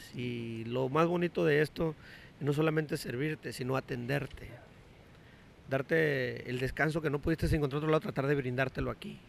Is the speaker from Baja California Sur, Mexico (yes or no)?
yes; Todos Santos, Baja California Sur, Mexico; Yo soy un todo santeño aferrado